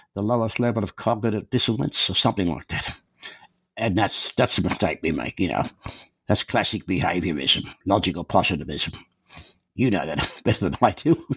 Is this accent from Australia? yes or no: yes; Australia; moved away as an adult; also born or lived in Calgary, Canada; now in Canada; Born and raised in Australia, I came to Canada in 1963